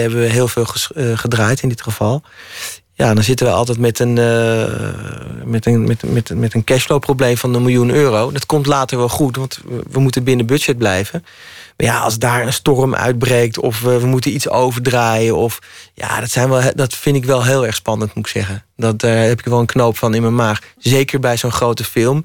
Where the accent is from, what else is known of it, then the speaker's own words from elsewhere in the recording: Hilversum, North Holland, Netherlands; ik kom uit Hilversum